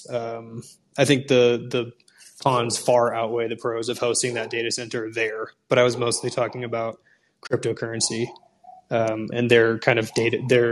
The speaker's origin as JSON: {"language": "English", "region": "Washington", "country": "United States", "said": "in rural parts of my home state in Washington"}